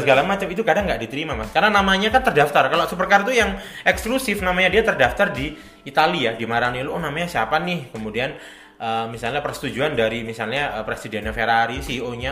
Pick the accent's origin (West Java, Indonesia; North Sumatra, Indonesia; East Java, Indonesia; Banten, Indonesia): East Java, Indonesia; Malang; saya sendiri orang Malang